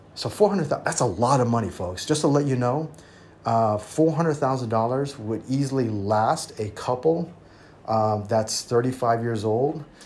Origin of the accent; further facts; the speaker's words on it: United States; also born or lived in Taiwan; now in Thailand; I'm American at heart because that's where I was raised